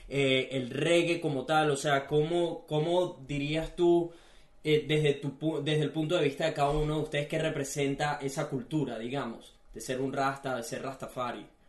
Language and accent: Spanish; Venezuela; now in Gold Coast, Australia